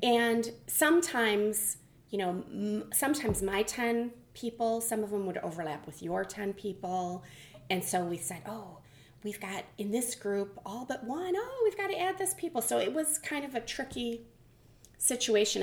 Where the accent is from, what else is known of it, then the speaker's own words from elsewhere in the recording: Michigan, United States; moved away as an adult; also born or lived in Nashua, New Hampshire; now in Mount Vernon, United States; I'm from Michigan.